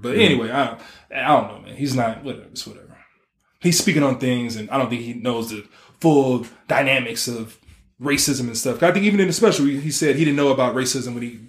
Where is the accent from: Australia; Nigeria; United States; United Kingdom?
Nigeria; if I'm from West Africa, because I'm Nigerian